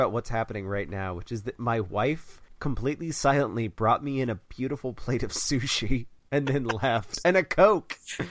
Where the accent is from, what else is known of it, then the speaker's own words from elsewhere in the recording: Kentucky, United States; Well, I mean, I'm from Kentucky, so I'm not...